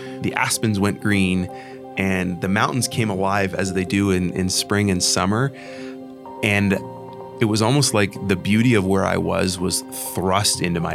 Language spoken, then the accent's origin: English; Canada; moved away as an adult; now in United States; moving from Canada to the United States, it was scary. It was scary for political reasons. It was scary for cultural reasons, my identity as a Canadian